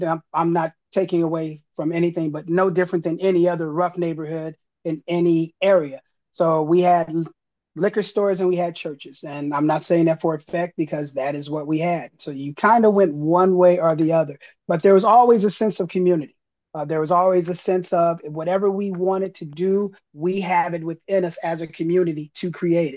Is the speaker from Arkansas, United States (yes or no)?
no; Los Angeles, California, United States; I grew up here in Los Angeles